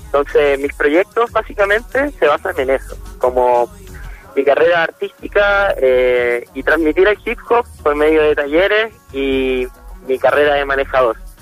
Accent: Concepción, Biobío, Chile; yo soy de Concepción

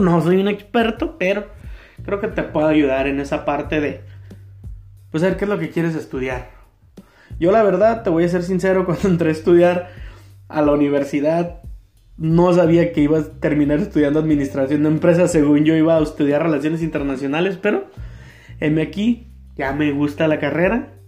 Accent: Tijuana, Baja California, Mexico; Yo soy de Tijuana, de Baja California, Tijuana

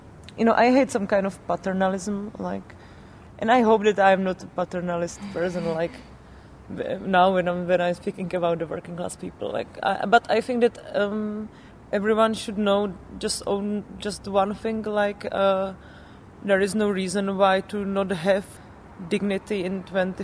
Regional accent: Czechia; one of the two leftist webs in our country

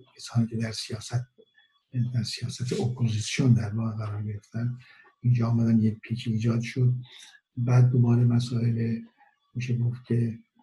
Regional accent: Iran; moved away; در خارج از ایران هستم

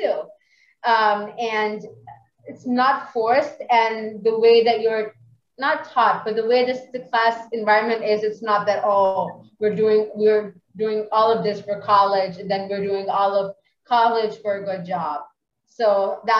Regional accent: Pakistan; I'm a religious person for sure, and I'm from Pakistan

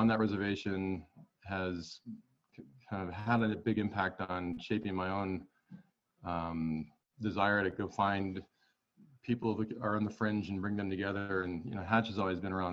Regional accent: Montana, United States; also born or lived in Los Angeles; I grew up in Montana and I'm here again. I took a little stint in Los Angeles for about 9 years.

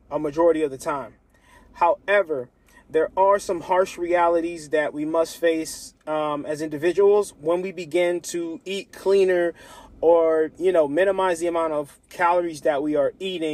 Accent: Lancaster, Pennsylvania, United States; my hometown, Lancaster, Pennsylvania.

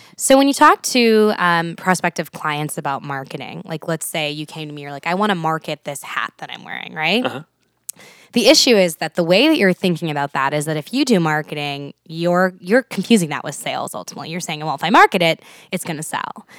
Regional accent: Houston, Texas, United States; moved away as an adult; now in Nebraska, United States; I'm from Houston, Texas originally.

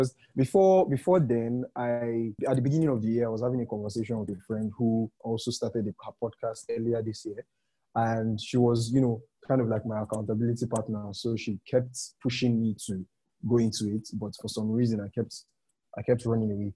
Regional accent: Nigeria; as a Nigerian podcaster

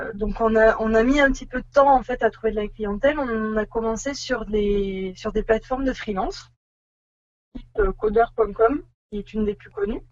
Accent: Bordeaux, Nouvelle-Aquitaine, France; moved away as an adult; on est, on va dire de Bordeaux. Voilà, c'est là où on a fait nos études et où nous nous sommes rencontrés

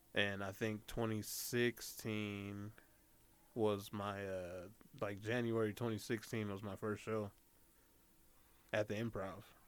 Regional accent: Denver, Colorado, United States; I'm from Denver. I was living uh, in a certain area called Park Hill.

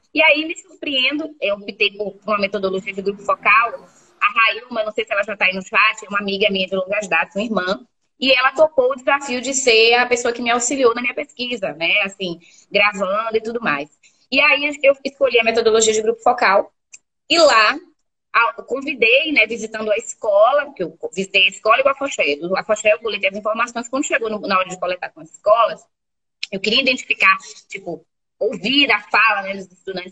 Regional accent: Feira de Santana, Bahia, Brazil; accent: baiana; moved away as an adult; also born or lived in Southeast Brazil; Fiz minha graduação na Universidade Estadual de Feira de Santana, que é minha, minha terra natal

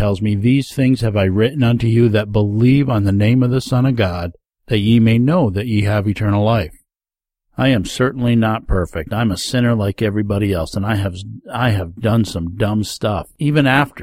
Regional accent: Rondout Valley, New York, United States; As a young man growing up in the Rondout Valley area of New York State, if you don't know where that is, it's down in the Catskill Mountain region

